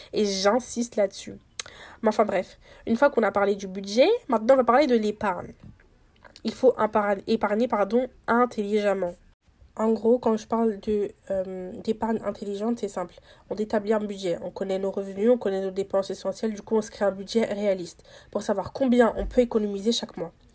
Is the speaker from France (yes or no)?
no; Senegal; investi au Sénégal, du coup dans mon pays natal